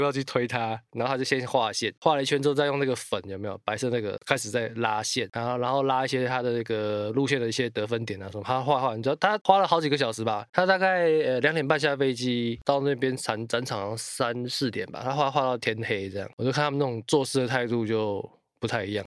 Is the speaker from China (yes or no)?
no; Taiwan; 我们台湾人，台湾的车手就是为了这些东西在做赶工